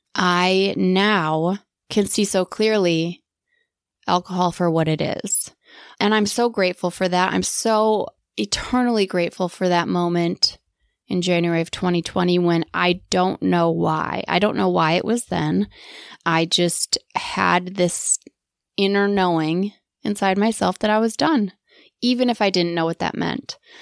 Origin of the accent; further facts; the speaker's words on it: Wisconsin, United States; moved away as an adult; also born or lived in Green Bay, Wisconsin / Atlanta, Georgia; I grew up in Wisconsin